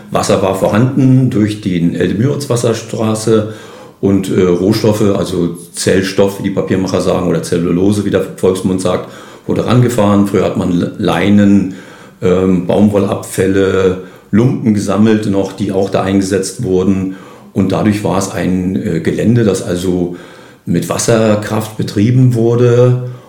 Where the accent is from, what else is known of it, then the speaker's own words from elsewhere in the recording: Neukalen, Mecklenburg-Vorpommern, Germany; also born or lived in Dömitz; ich bin gebürtiger Neukalisser, also geboren zwar in Dömitz